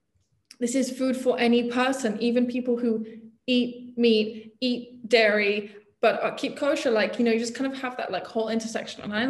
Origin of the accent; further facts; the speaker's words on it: England, United Kingdom; I grew up in England, right? I grew up in probably pretty typical middle class, mostly not Jewish community.